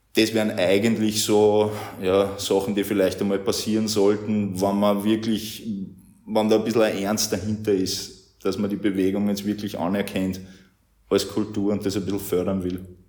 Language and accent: German; Ried im Innkreis, Upper Austria, Austria; moved away as an adult; also born or lived in Bavaria / Vienna / Zillertal; now in Linz, Austria; Ich bin eigentlich aus Ried im Innkreis, also nicht allzu weit entfernt